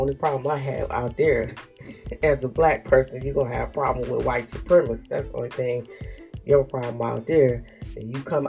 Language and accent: English; Michigan, United States; because I'm coming from Michigan. I don't know nothing about L.A.